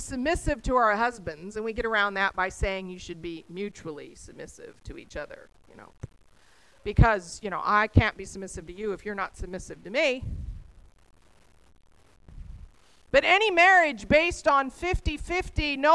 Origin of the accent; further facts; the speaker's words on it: Texas, United States; I'm a Texan